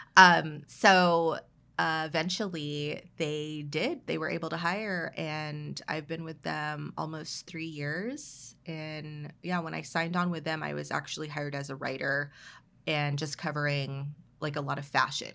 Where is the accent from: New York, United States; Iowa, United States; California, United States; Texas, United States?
California, United States; Oxnard; I was, like, a kid growing up in Oxnard